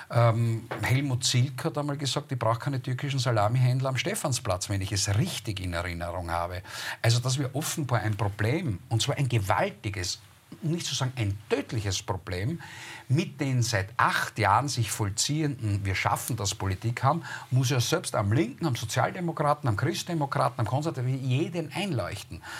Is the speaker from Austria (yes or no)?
yes; Austria; Man soll ich als Österreicher von einer Rasse sprechen?